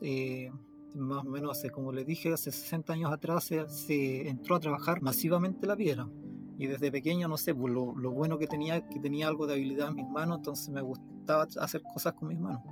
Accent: Combarbalá, Coquimbo, Chile; soy de Combarbalá

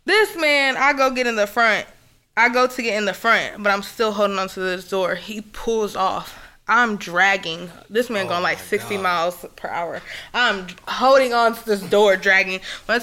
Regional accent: Florida, United States; I'm from Florida

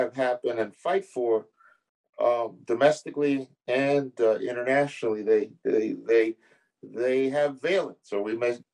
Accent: United States; as an American

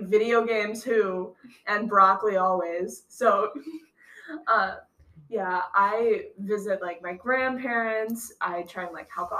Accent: Phillips, Wisconsin, United States; moved away as an adult; I'd ever live in my hometown again

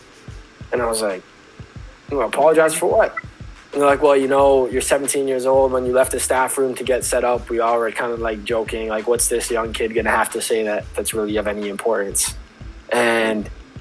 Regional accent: Pickering, Ontario, Canada; I'm from Pickering.

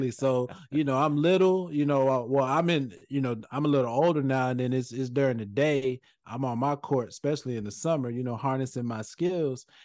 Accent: Bronx, New York, United States; born there; now in Georgia, United States; I moved from I moved from New York. I was born in the Bronx. Uh, you know, moved moved to Georgia.

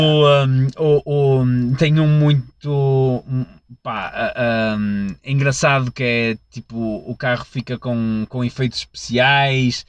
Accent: Portugal

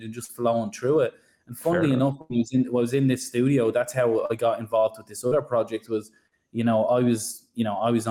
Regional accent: Ireland; accent: Irish; now in Sydney, Australia; I'm from Ireland, you probably hear it in the accent

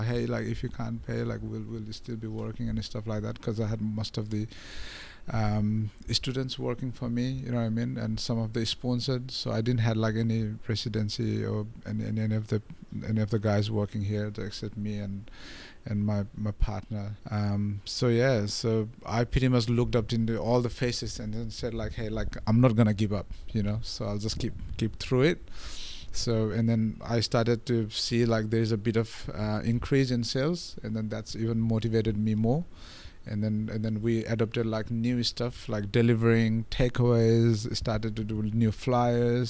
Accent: Nepal; English is a second language; moved away as an adult; now in Australia; when I came from Nepal

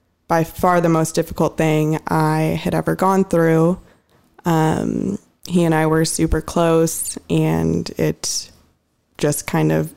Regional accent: Mercer Island, Washington, United States; moved away as an adult; also born or lived in Southern California; I grew up on Mercer Island

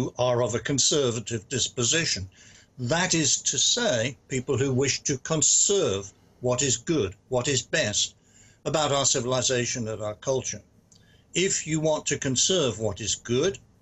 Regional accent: United Kingdom; now in United States

